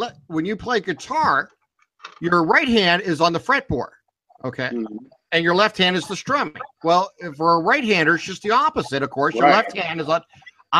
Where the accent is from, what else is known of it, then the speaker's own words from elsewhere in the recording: Boardman, Ohio, United States; I am born and raised in Borman, Ohio